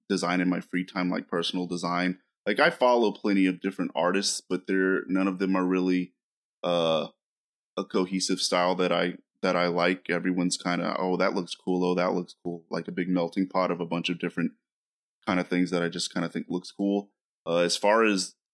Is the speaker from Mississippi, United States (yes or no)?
yes; Mississippi, United States; now in Texas, United States; I'm from Mississippi. I can talk like